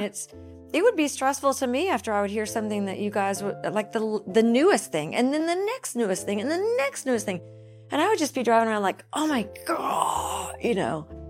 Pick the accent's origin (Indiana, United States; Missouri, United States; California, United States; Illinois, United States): Missouri, United States; Dunklin County; also born or lived in Pemiscot County; I grew up in Dunkland County